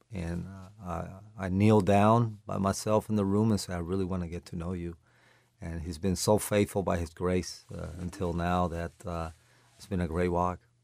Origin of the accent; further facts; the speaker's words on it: Caracas, Capital District, Venezuela; moved away as an adult; also born or lived in Lawrence, Kansas; now in Florida, United States; I grew up in, uh, Caracas, Venezuela, uh, born there